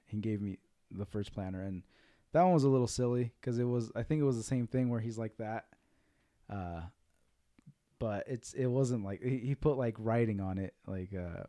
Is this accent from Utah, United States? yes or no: yes; Salt Lake City, Utah, United States; I was raised in Salt Lake